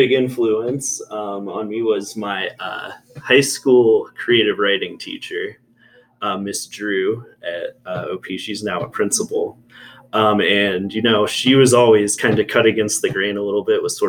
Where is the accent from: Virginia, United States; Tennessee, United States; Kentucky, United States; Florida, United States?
Virginia, United States; Yorkshire; I grew up very close by in Yorkshire. We used to walk through the campus here